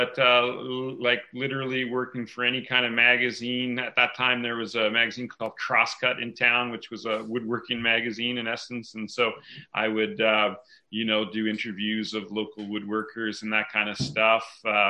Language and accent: English; Ontario, Canada; moved away as an adult; also born or lived in Whistler, British Columbia; I was born and raised in Ontario. My folks moved around quite a bit. I moved to Whistler when I was 18.